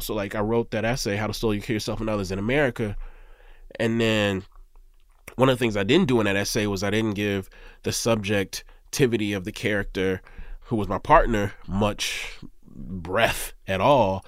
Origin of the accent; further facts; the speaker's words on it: Mississippi, United States; I'm from Mississippi